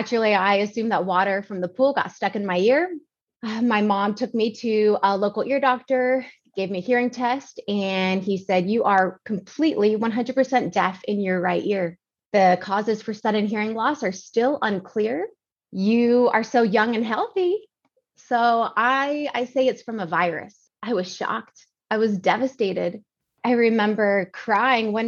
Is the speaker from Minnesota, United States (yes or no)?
no; Georgia, United States; now in San Antonio, United States; I grew up in Georgia with amazing parents